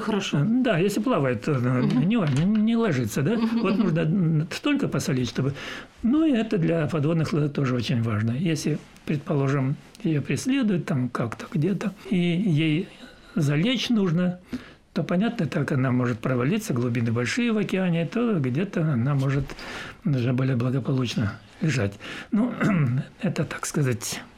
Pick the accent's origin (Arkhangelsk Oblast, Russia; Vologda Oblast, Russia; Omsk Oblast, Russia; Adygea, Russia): Adygea, Russia; Maykop; moved away; also born or lived in Kelermesskaya / Leningrad / Odesa; я родился в Майкопе, и э, жили мы в Майкопе